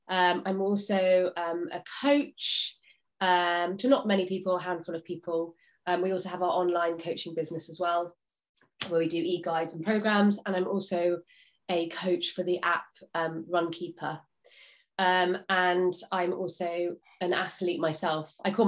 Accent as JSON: {"language": "English", "area": "Somerset", "region": "South West England", "country": "United Kingdom", "tie": "born or raised there", "said": "So I grew up in Somerset, where I live now. I actually grew up in sort of in the middle of nowhere. So my father was a gamekeeper, so I was brought up on a farm that was literally in the middle of nowhere."}